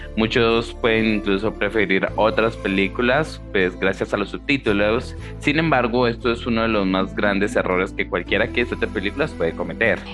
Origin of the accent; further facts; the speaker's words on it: Colombia; yo soy de Colombia